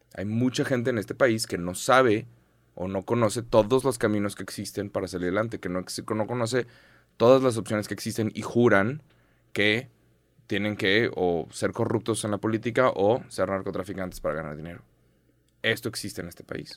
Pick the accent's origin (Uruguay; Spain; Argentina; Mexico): Mexico; soy mexicano